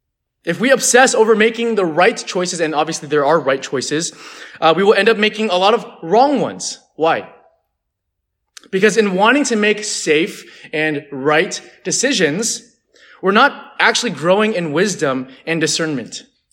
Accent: California, United States; And some of you guys don't know this about me, but I'm actually from the Bay Area, so actually it was a 2-hour drive, not a 9-hour drive.

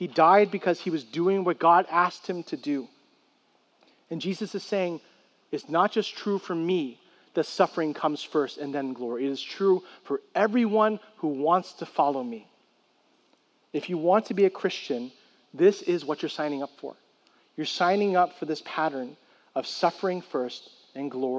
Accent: San Francisco, California, United States; I grew up in San Francisco

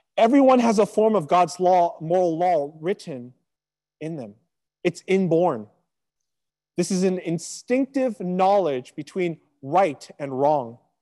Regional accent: Sacramento, California, United States; also born or lived in Riverside, California; my hometown back in Sacramento

